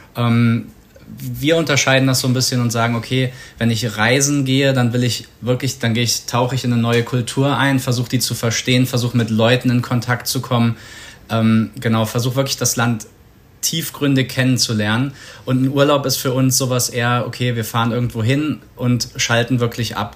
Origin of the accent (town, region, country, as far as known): Germany